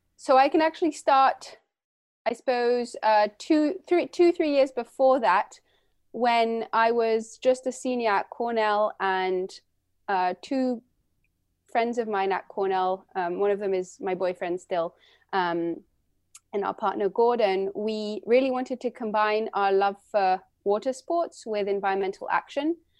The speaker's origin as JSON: {"language": "English", "region": "London", "country": "United Kingdom", "tie": "born or raised there", "moved": "yes", "lives_now": "Santa Cruz, United States", "said": "I was born and raised in London, and my mother's French and my father's American"}